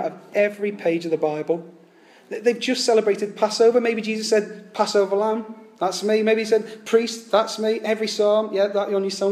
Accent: United Kingdom; now in London, United Kingdom; I know we're English, and especially in the South

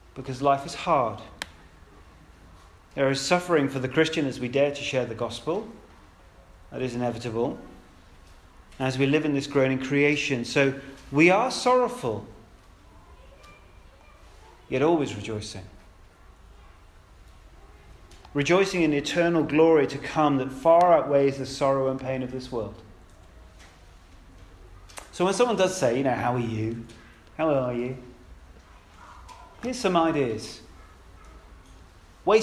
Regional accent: United Kingdom; we're British

